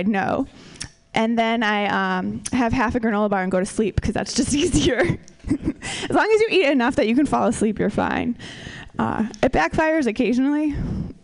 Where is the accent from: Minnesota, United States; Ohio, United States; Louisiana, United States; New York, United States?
Minnesota, United States; moved away; we're both from Minnesota